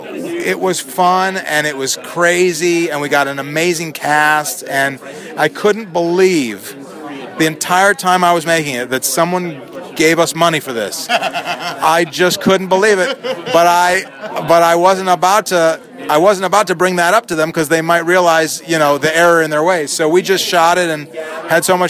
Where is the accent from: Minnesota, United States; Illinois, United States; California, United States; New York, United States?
Illinois, United States; Chicago; I grew up in Chicago